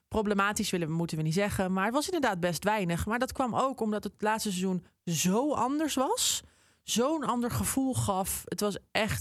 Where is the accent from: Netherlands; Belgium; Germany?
Netherlands; Amsterdam, North Holland; moved away; Ik, ik ben zelf een Amsterdammer. Ik woon er nu helaas niet meer.